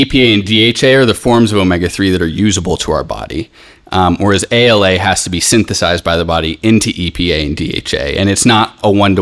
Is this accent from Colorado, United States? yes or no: yes; Boulder, Colorado, United States; now in Greece; I'm from Boulder, so I've been having ghee since I was a kid.